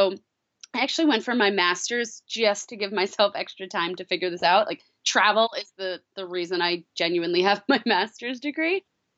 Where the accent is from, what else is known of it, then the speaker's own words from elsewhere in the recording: Long Island, New York, United States; I grew up in New York on Long Island, and I always grew up traveling.